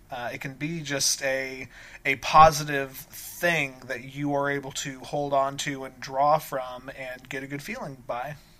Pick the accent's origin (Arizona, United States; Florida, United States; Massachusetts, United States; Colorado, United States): Colorado, United States; moved away; I grew up in Colorado and spent my entire childhood there.